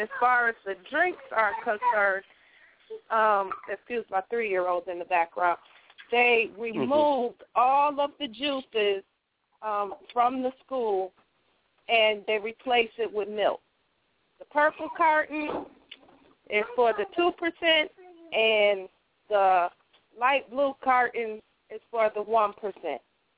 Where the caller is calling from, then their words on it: Rochester, New York, United States; I'm calling from Rochester.